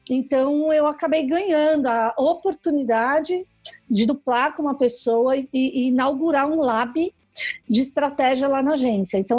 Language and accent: Portuguese; São Paulo, Brazil; Eu sou aqui de São Paulo, né?